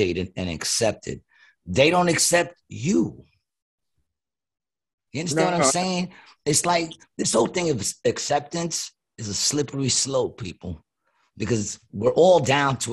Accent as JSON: {"language": "English", "region": "New York", "country": "United States", "said": "I'm from New York."}